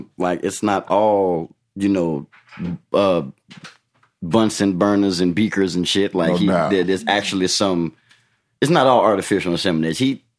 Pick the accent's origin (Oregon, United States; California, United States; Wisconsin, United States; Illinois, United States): Illinois, United States; Chicago; moved away as an adult; also born or lived in South Cobb, Georgia; now in Atlanta, United States; Because I was from Chicago and everything.